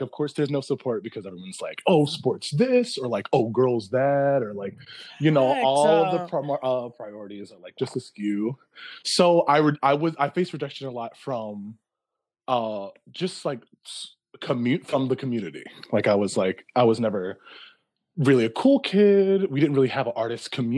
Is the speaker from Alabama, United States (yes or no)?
no; Philadelphia, Pennsylvania, United States; I'm from Philly, like born and raised